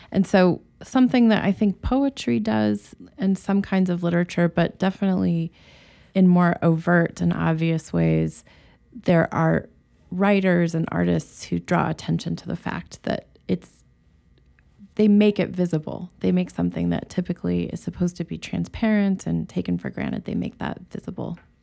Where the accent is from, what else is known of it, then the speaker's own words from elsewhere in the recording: Rangely, Colorado, United States; also born or lived in Boulder, Colorado; born in this tiny town on the western side, close to Utah, called Range Lee, Colorado